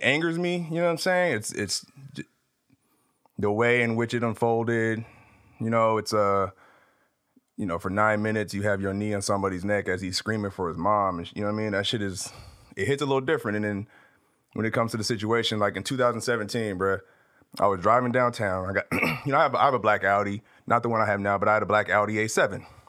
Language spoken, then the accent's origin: English; Tulare, California, United States; moved away as an adult; also born or lived in Abilene, Texas; now in Los Angeles, United States; I grew up in a small town about three hours north of here called Tulare.